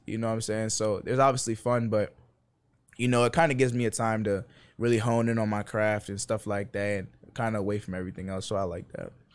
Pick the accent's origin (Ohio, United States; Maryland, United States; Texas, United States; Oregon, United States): Maryland, United States; moved away as an adult; now in Blacksburg, United States; I'm from Maryland